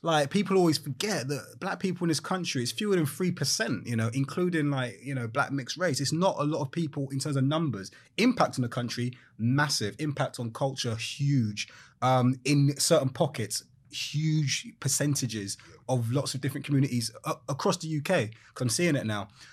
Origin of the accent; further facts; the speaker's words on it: London, United Kingdom; moved away as an adult; also born or lived in Walthamstow; now in East Yorkshire, United Kingdom; I grew up in London, Brixton